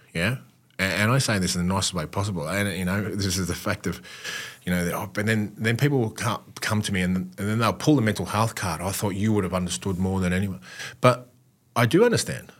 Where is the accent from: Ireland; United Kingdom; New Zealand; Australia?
Australia; as an Aussie male